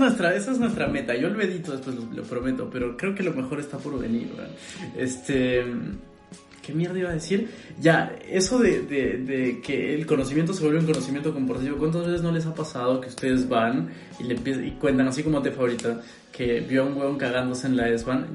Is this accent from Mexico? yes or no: no; Peru; now in Berlin, Germany; yo soy peruano